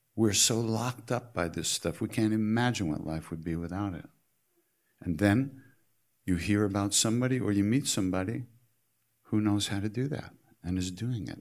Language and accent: English; New York, United States; I'm from New York